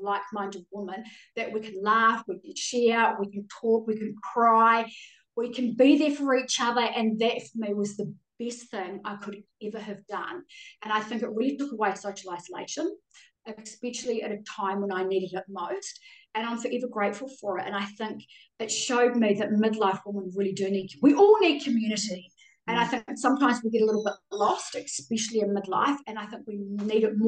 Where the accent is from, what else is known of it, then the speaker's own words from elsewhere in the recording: Auckland, New Zealand; accent: Kiwi; moved away as an adult; now in Australia; I grew up in West Auckland